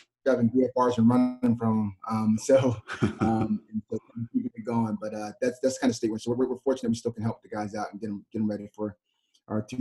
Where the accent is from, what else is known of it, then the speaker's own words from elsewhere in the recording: Delaware, United States; I'm from Delaware too